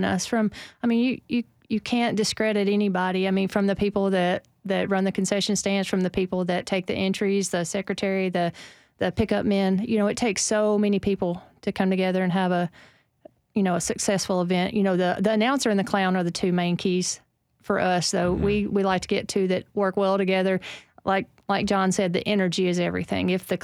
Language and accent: English; Tennessee, United States; we're from Tennessee